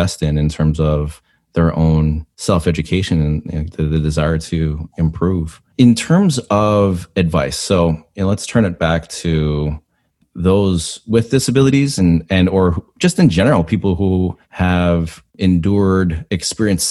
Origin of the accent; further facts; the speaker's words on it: Canada; I am Canadian